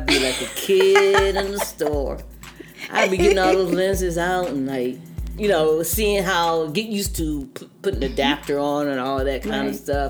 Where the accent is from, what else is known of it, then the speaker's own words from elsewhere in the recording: Jefferson County, West Virginia, United States; I'm from Jefferson County, I got this thing for Shepherdstown, Charlestown, and Hoppers Ferry.